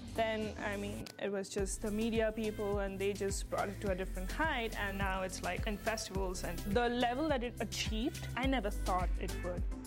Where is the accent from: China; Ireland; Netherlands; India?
India; moved away; I'm from India